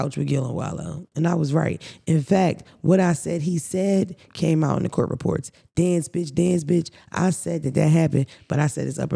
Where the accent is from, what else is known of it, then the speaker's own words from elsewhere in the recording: Philadelphia, Pennsylvania, United States; growing up in Philadelphia